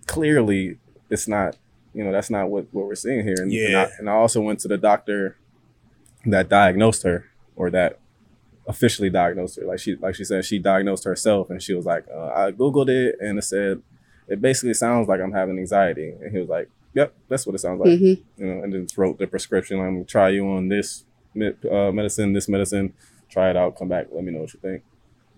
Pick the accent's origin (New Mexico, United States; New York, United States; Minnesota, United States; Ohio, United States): Ohio, United States; Cleveland; moved away as an adult; now in Virginia, United States; Originally, I'm from Cleveland, Ohio. I moved to Virginia after I graduated.